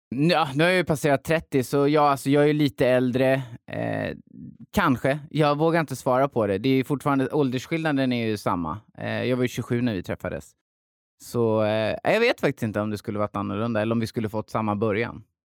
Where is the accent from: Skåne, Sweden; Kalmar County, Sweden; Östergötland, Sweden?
Kalmar County, Sweden; Hultsfred; jag är uppväxt i Hultsfred, en liten ort